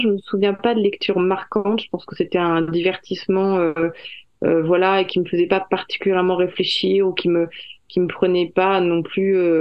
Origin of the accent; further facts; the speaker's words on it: France; je suis française